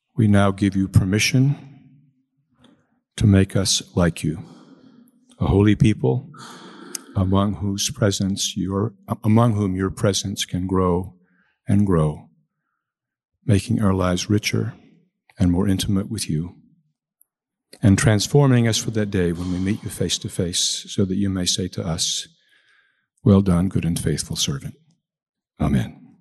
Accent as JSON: {"language": "English", "town": "Chicago", "region": "Illinois", "country": "United States", "said": "I come from Chicago. In Chicago, we use the Irish word wake"}